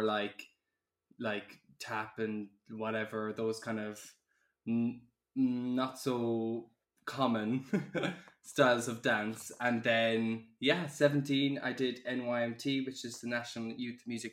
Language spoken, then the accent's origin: English; Ireland; now in London, United Kingdom; I am 24, I'm from Ireland, living in London